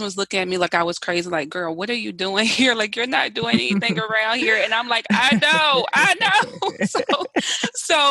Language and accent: English; the South, United States; I'm from the South